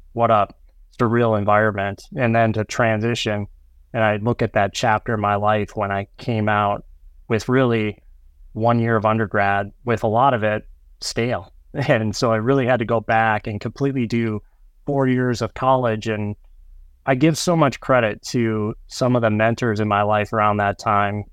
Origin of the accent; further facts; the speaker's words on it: North Dakota and Minnesota, Midwest, United States; now in Minneapolis, United States; as a young child growing up in North Dakota and Minnesota